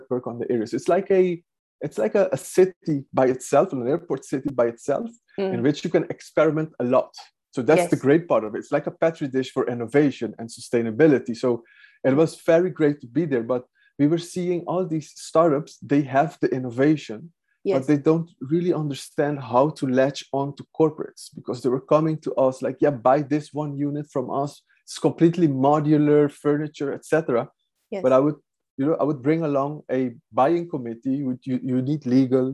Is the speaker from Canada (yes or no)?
no; Aruba; moved away as an adult; now in Netherlands; I'm from Aruba. I went to the Netherlands, that's like 23 years ago, to study environmental science